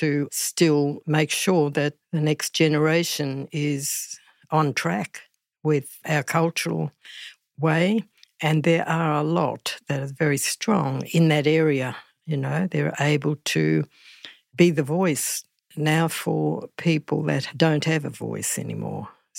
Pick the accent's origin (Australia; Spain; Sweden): Australia; Shepparton, Victoria; also born or lived in Mooroopna / Cummeragunja / Melbourne; And I was born in Marupna, which means deep water hole. And I grew up between Shepparton, Cummeragunja and Melbourne. My parents always moving around, keeping us away from authorities at that time.